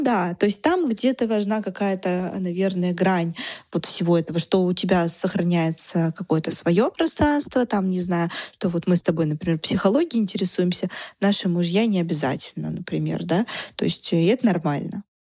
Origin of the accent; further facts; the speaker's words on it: Russia; мы были оба из России